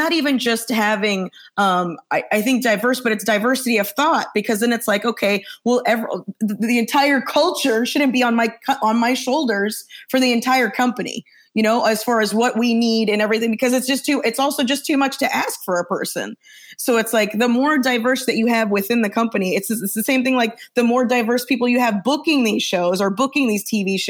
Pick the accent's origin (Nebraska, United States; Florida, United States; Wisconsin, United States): Florida, United States; Orlando; moved away; also born or lived in Chicago; From Orlando